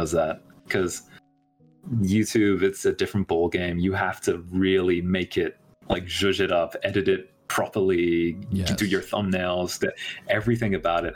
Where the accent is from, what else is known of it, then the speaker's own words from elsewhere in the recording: United Kingdom; moved away as an adult; now in Thailand; I'm half British, half Thai on my mother's side. I don't really look very particularly Asian, but... because of that, I have dual nationality. I'm British.